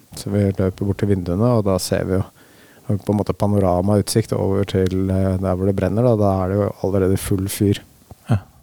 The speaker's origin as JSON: {"language": "Norwegian", "region": "Oslo", "country": "Norway", "moved": "as an adult", "lives_now": "Hokksund, Norway", "said": "jeg er fra Oslo opprinnelig"}